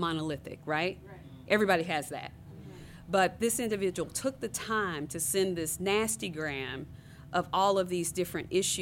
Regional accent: Fort Smith, Arkansas, United States; we grew up on two separate sides of Fort Smith

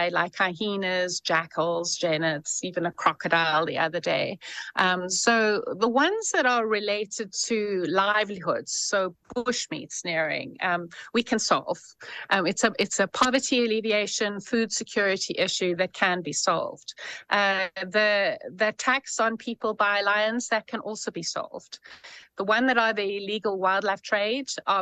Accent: South Africa; I'm a South African

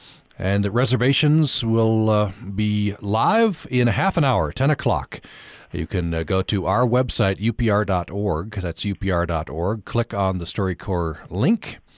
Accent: Vernal, Utah, United States; moved away; Well, Vernal's my hometown. Very proud of Vernal.

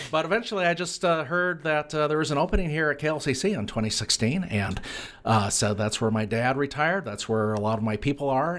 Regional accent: Lewiston, Idaho, United States; moved away; my hometown of Lewiston, Idaho

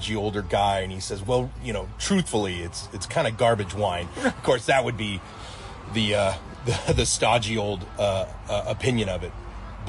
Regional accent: United States; also born or lived in Paris; as an American

